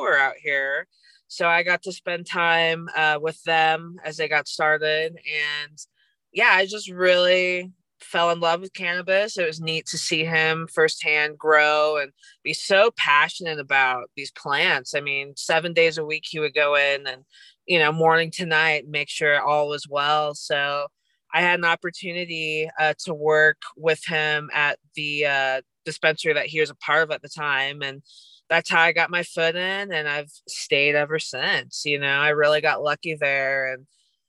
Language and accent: English; St. Louis, Missouri, United States; now in Colorado, United States; I am originally from St. Louis, Missouri.